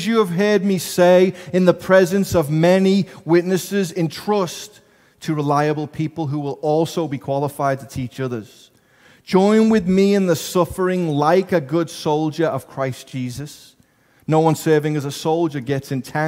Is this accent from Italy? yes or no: no; England, United Kingdom; moved away; I'm from England. I don't have an accent.